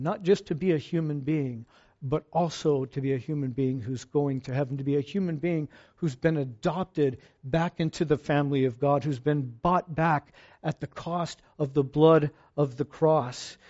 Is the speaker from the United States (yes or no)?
yes; Fallbrook, California, United States; I'm from Fallbrook